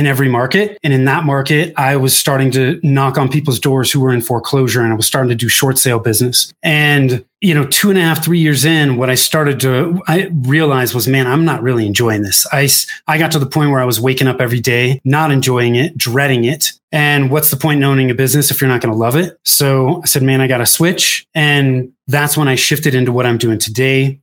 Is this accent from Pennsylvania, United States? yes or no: no; Northern California, United States; moved away as an adult; also born or lived in Denver metro area, Colorado; now in Denver, United States; I was born and raised in Northern California. I moved from Northern California to the Denver metro area in 2008.